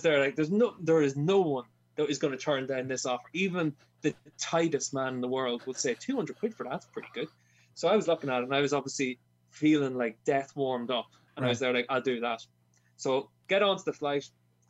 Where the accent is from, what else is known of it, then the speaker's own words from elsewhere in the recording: Ireland; as an Irishman